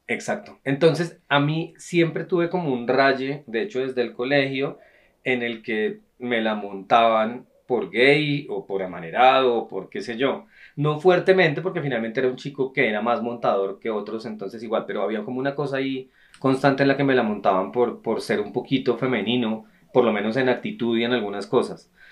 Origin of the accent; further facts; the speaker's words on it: Bogotá, Bogotá Capital District, Colombia; nosotros los tres nacimos en Bogotá